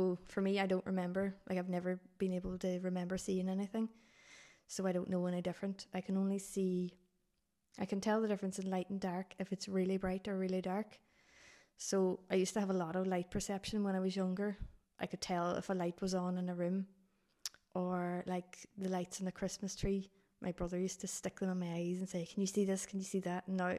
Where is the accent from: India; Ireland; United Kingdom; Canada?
Ireland; Dublin, Leinster; born there; So I was obviously really tiny baby when I was born in Dublin, was really sick.